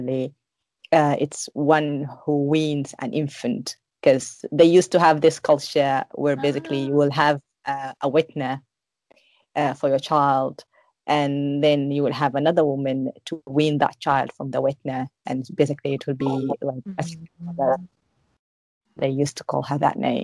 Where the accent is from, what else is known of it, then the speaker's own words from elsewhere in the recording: Sudan; moved away as an adult; now in Osaka, Japan; I'm from Sudan, and I'm a student at Osaka University, doing my PhD course here.